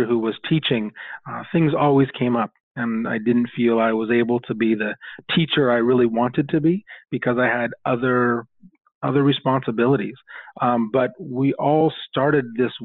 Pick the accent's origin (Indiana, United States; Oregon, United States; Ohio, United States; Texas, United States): Oregon, United States; Portland; now in New York City, United States; I'm originally from Portland, Oregon, and was a product of public school up and through my middle school years